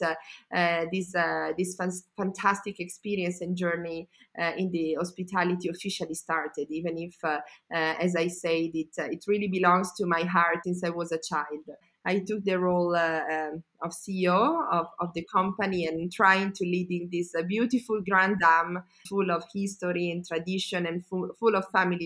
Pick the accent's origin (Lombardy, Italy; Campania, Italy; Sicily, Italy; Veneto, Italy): Lombardy, Italy; Como; also born or lived in Milan / United States; I was born and raised in Como, and still I live here